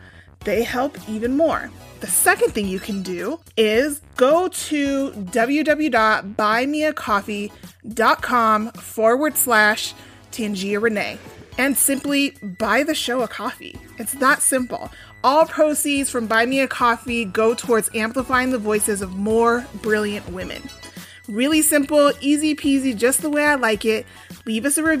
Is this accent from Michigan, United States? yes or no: no; Denver, Colorado, United States; I was born and raised in Denver